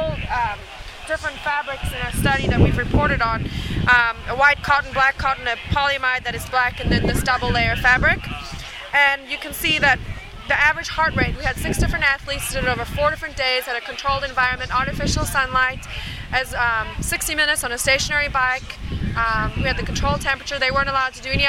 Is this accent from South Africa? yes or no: yes; South Africa; now in Austin, United States; I'm a South African